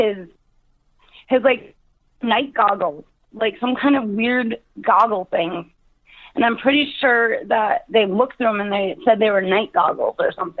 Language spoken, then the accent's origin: English; Brimson, Minnesota, United States; it was 1997, what would make me 12 years old, and Brimson, Minnesota.